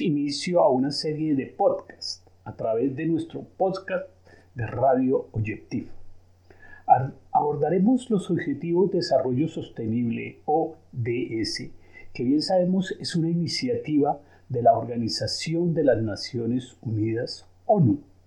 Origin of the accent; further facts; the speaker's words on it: Colombia; also born or lived in Switzerland; now in Geneva, Switzerland; Soy de origen colombiano y nacionalizado suizo.